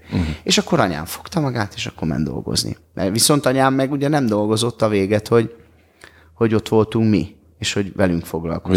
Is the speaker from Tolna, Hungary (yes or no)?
no; Budapest, Hungary; És ugye mi Kőbányán születtünk, ott, ott éltünk